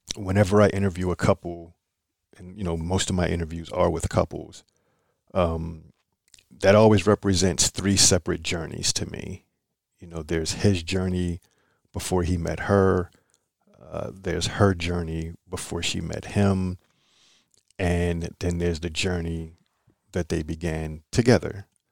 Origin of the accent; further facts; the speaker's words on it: Philadelphia, Pennsylvania, United States; I'm from Philly